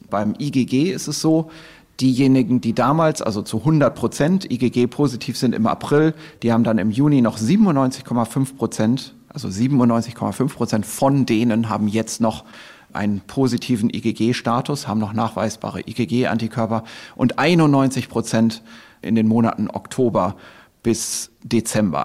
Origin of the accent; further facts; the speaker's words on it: Germany; bei uns in Deutschland